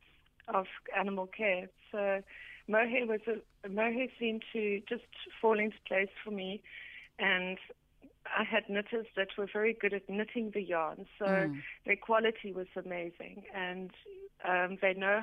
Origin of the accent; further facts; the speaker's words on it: Eastern Cape, South Africa; I'm from the Eastern Cape